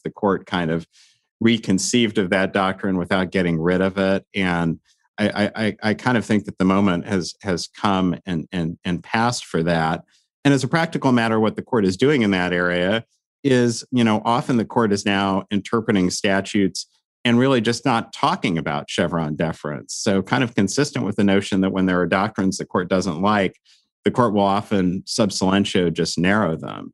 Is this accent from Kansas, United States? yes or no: yes; Lawrence, Kansas, United States; moved away; I got married in, in my hometown in, in Lawrence, Kansas